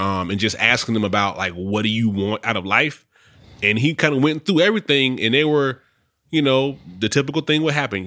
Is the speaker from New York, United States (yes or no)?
no; Charlotte, North Carolina, United States; moved away as an adult; I'm from Charlotte